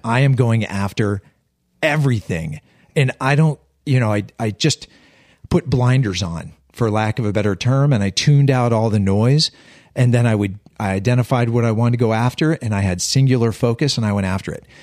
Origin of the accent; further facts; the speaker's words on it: Western Pennsylvania, United States; We're all from Western Pennsylvania. I'm from a small steel town in the hills